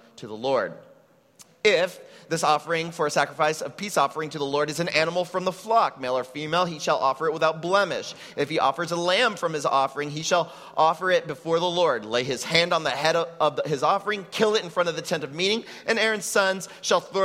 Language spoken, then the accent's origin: English; Texas, United States; now in Puerto Rico; I come from an immigrant Mexican family that settled in Texas